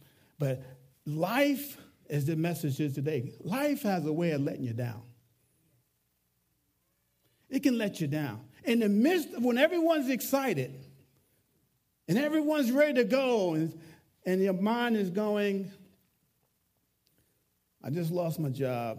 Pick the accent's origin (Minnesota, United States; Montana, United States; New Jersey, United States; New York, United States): New York, United States; I can talk with my hands. I'm a New Yorker